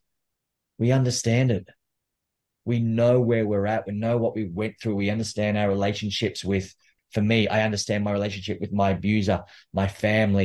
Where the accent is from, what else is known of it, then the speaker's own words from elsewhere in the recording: New South Wales, Australia; also born or lived in Canberra, Australian Capital Territory; I was born in Australia, born in Canberra, which is the capital city. And Canberra is about a 3-hour drive south of Sydney. And I grew up in a small town just outside of Canberra